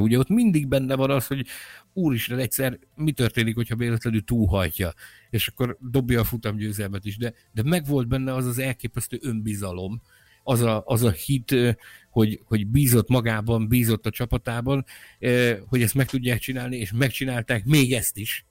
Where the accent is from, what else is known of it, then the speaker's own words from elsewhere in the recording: Hungary; mi magyarok